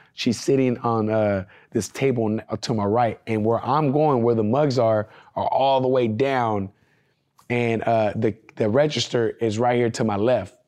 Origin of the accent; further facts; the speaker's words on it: California, United States; I'm not from Oklahoma and I came from California